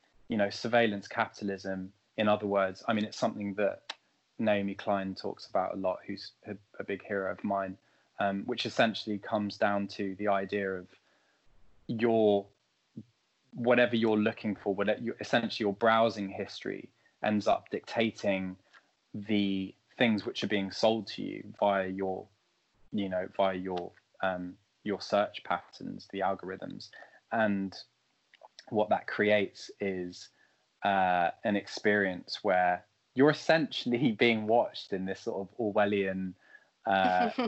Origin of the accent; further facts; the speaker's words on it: France; now in London, United Kingdom; I grew up in France